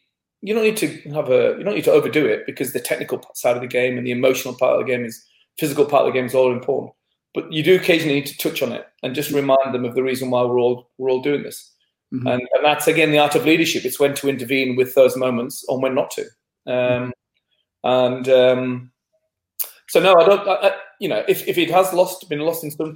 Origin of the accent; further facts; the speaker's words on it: England, United Kingdom; being English